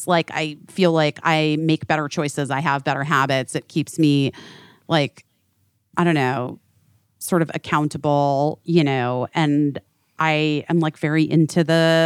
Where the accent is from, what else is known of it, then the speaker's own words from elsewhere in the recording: West Coast, United States; I'm from the West Coast.